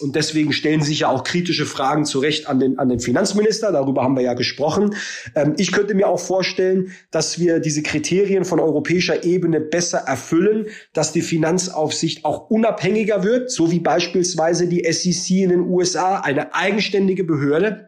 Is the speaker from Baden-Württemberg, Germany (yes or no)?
yes; Baden-Württemberg, Germany; ich komme aus Baden-Württemberg